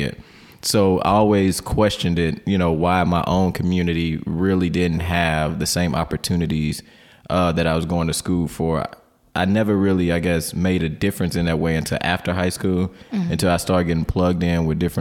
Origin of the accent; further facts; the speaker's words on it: St. Louis, Missouri, United States; I grew up in Carr Square community, which is like many communities in St. Louis, especially North Side St. Louis